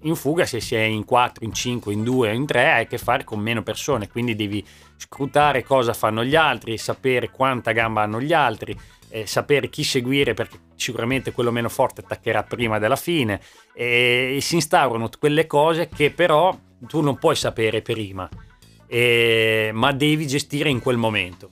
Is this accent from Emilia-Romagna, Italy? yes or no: yes; Emilia-Romagna, Italy; Da buon romagnolo